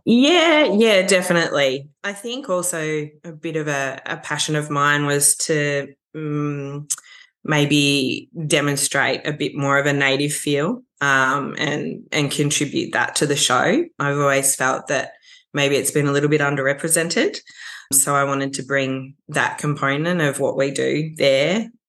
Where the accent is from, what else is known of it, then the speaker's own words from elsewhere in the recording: Warrandyte, Victoria, Australia; growing up in Warrandyte has been a huge part of my appreciation for landscape and nature